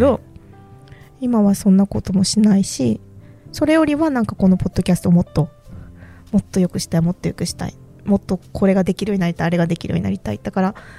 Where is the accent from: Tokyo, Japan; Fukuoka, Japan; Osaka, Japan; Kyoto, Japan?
Fukuoka, Japan; moved away; もともともともと福岡出身だから